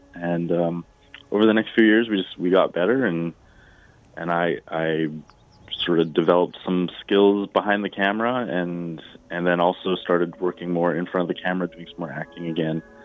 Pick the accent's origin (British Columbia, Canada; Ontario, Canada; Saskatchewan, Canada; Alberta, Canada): Alberta, Canada; I grew up in Alberta